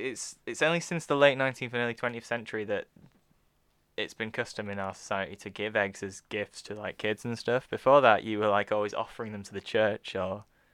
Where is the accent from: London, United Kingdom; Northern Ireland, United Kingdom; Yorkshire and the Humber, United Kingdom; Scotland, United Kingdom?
Yorkshire and the Humber, United Kingdom; we are from Yorkshire